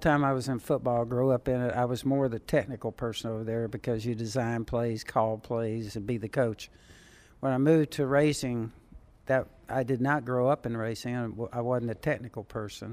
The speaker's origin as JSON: {"language": "English", "region": "Southern California", "country": "United States", "tie": "born or raised there", "said": "when I was a teenager growing up in Southern California"}